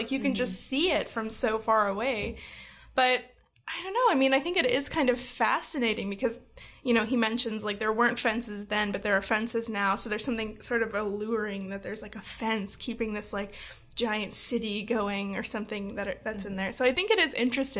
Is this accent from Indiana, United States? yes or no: yes; Valparaiso, Indiana, United States; I grew up here in Valpo